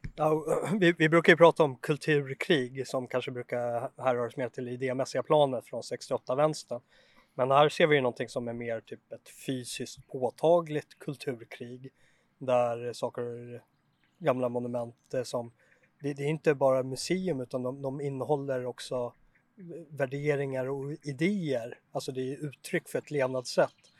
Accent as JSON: {"language": "Swedish", "country": "Sweden", "said": "jag som svensk känner för byggnaderna"}